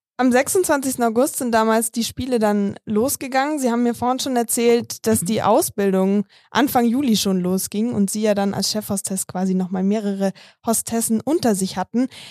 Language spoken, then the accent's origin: German; Munich, Bavaria, Germany; Ich bin zwar selber in München aufgewachsen